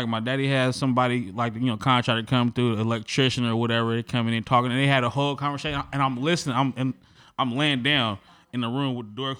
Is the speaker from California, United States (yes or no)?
yes; Vallejo, California, United States; Valley Joe.